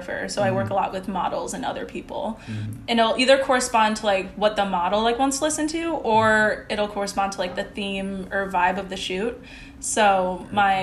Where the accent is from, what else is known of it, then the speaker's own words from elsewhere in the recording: Midwest, United States; I am from the Midwest